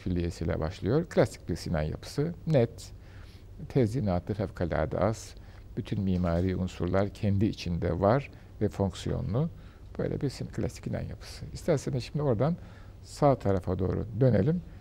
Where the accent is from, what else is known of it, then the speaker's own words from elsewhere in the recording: Istanbul, Turkey; tarih yarımada da doğdum, büyüdüm